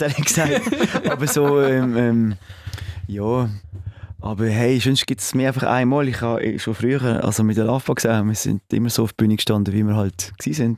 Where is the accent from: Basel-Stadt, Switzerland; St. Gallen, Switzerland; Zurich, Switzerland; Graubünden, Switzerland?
Basel-Stadt, Switzerland; Basel; accent: Basel dialect; in Basel mit, mit unserem Dialekt